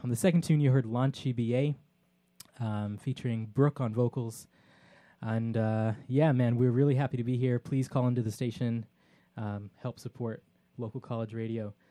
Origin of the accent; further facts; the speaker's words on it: Texas, United States; I'm from Texas